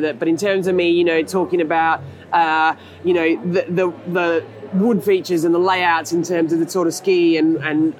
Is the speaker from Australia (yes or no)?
yes; Australia; I grew up in Australia, and I grew up, my folks had a house by the beach, and I grew up surfing